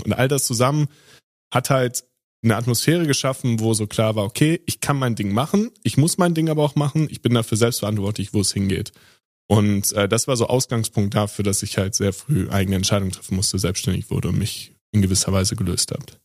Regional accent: Sauerland, North Rhine-Westphalia, Germany; ich bin ja im, im Sauerland aufgewachsen, am Ende der Welt, wo alles total ruhig ist

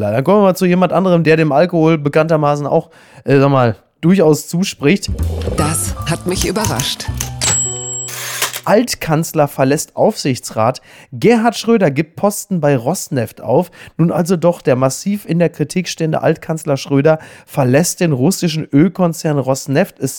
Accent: Castrop-Rauxel, North Rhine-Westphalia, Germany; aus einer Stadt, die ansonsten auf ähnliche Art und Weise hämisch betrachtet wie meine Heimat Kastrop Rauxel.

